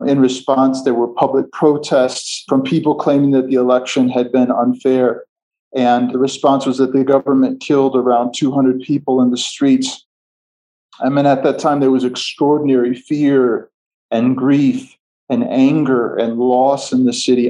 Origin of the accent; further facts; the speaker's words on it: outside of Chicago, Midwest, Illinois, United States; moved away as an adult; now in Ethiopia; I was born and raised outside of Chicago in the Midwest of the United States